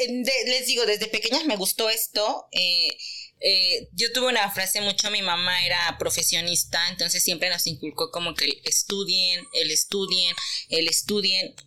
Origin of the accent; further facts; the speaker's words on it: Teziutlán, Puebla, Mexico; soy teciuteca, orgullosamente poblana de la Perla de la Sierra